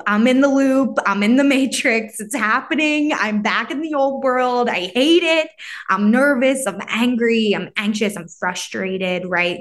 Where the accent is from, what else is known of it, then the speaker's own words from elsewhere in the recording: New York area, Northeast, United States; growing up in this area